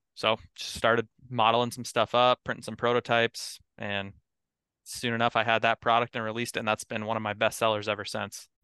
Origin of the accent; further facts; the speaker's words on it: Eagle River, Alaska, United States; moved away as an adult; also born or lived in Bozeman, Montana; now in Bremerton, United States; I grew up in Eagle River. It's, uh, about twenty, thirty minutes out of Anchorage area